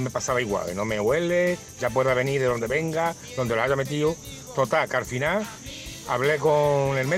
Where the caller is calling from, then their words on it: Coria, Extremadura, Spain; de Coria.